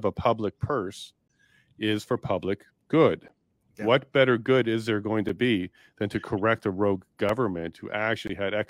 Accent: Winnipeg, Manitoba, Canada; I grew up in Winnipeg as well.

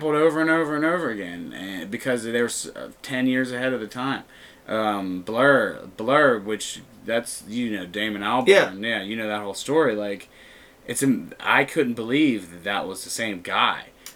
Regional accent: Natrona Heights, Pennsylvania, United States; I'm originally from the Trenum, Natrona Heights area, down 28

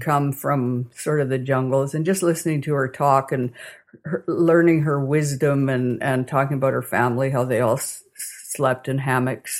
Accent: Calgary, Alberta, Canada; also born or lived in Vulcan, Alberta / Milo, Alberta / Toronto / Portage la Prairie; now in Kamsack, Canada; back to Calgary, where I spent most of my growing up years.

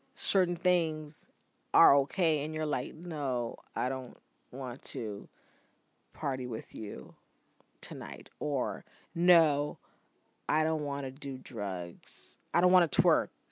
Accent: Bahamas; moved away; also born or lived in United States; growing up in the Bahamas

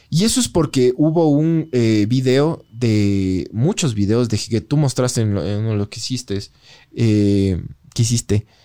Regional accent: Ecuador; soy ecuatoriano, sí, me siento orgulloso de ser ecuatoriano. Sí, por ciertas cosas, sobre todo por la naturaleza y por algunas cosas, eh, por, por, haber nacido en este lugar tan loco que es la mitad del mundo donde tienes todo alrededor.

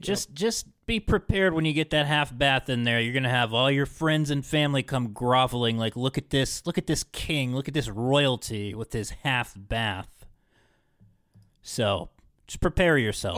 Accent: Parkersburg, West Virginia, United States; growing up in Parkersburg

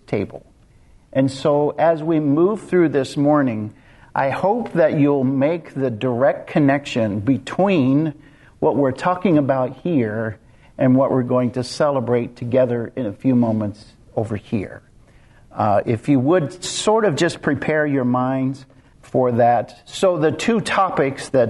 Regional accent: Kansas, United States; I grew up in Kansas, out in the middle of nowhere, literally nowhere.

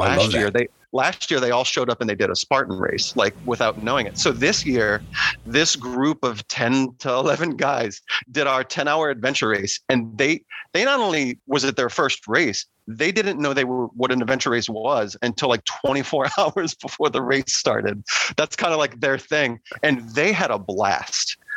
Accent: New Orleans, Louisiana, United States; now in Virginia, United States; I grew up in in New Orleans

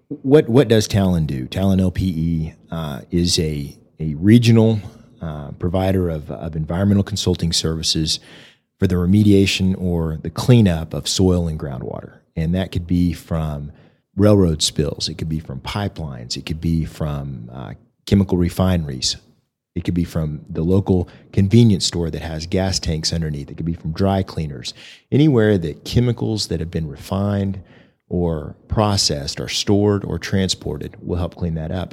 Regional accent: Oklahoma City, Oklahoma, United States; moved away as an adult; now in Amarillo, United States; I grew up in Oklahoma City

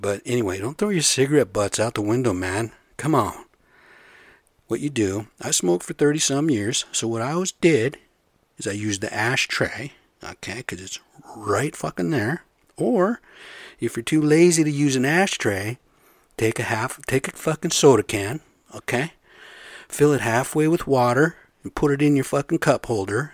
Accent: United States; I'm American, but we're the same blood

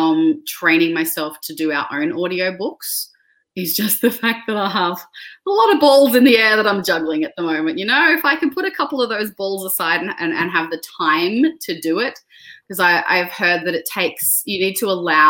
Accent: Australia; my identity as an Australian author

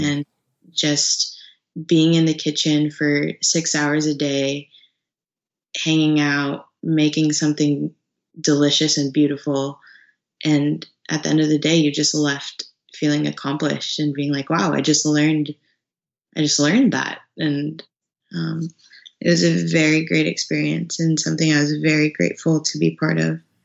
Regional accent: Dallas area, Texas, United States; moved away as an adult; now in California, United States; I'm from Dallas. Um, really a a small town, kind of almost an hour out of downtown, in uh, downtown Dallas.

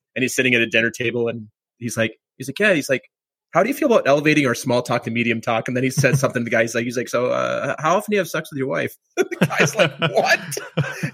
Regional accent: Minnesota, United States; I grew up in Minnesota

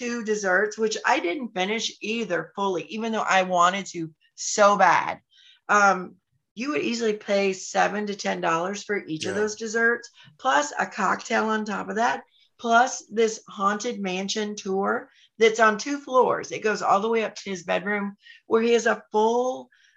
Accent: North Carolina, United States; now in Orlando, United States; I grew up in North Carolina

